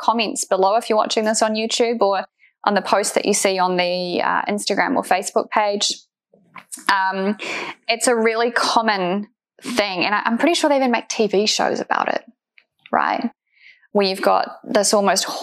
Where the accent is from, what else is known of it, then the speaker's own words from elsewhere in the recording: New Zealand; I'm obviously from New Zealand